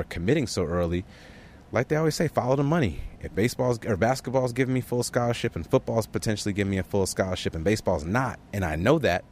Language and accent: English; Chicago, Illinois, United States; I was from Chicago